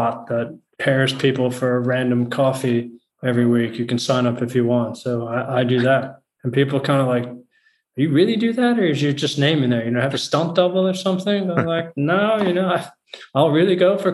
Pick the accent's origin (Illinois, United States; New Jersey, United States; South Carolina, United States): Illinois, United States; just outside Chicago; moved away as an adult; also born or lived in Geneva / London; now in Amsterdam, Netherlands; I was born in the US, actually, in just outside Chicago.